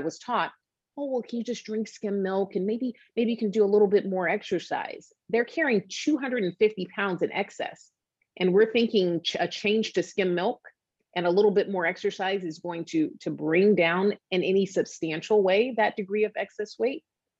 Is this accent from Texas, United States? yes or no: no; Atlanta, Georgia, United States; now in Boston, United States; I did my residency training in South Carolina. I'm in Boston now. I'm from Atlanta.